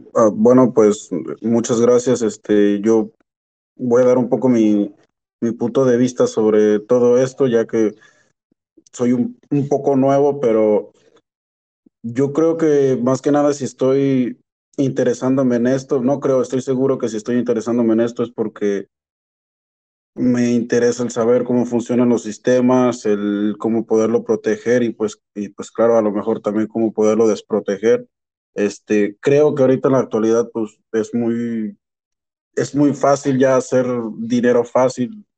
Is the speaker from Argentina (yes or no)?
no; Mexico; now in Canada; soy de México y pero pues estoy viviendo en Canadá